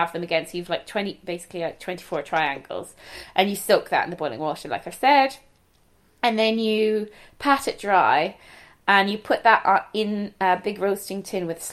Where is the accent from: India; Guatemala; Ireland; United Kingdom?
Ireland; Galway, Connacht; accent: Galway; my Galway accent.